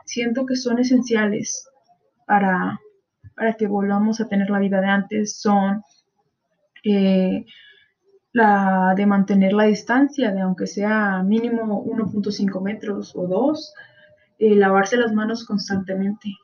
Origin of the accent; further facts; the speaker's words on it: Mexico; como mexicanos tenemos esa costumbre